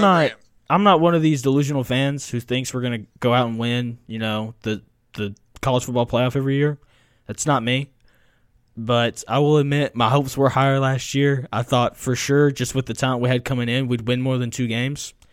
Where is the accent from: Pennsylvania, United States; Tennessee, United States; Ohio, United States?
Tennessee, United States; I grew up in Tennessee